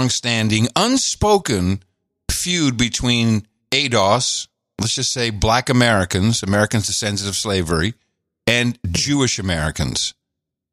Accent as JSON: {"language": "English", "town": "Amsterdam", "region": "North Holland", "country": "Netherlands", "tie": "born or raised there", "moved": "yes", "said": "I grew up in Amsterdam"}